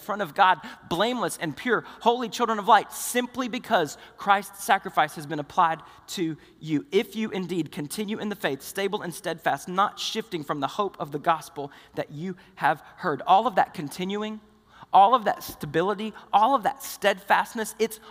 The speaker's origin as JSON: {"language": "English", "region": "the South", "country": "United States", "said": "we're from the South"}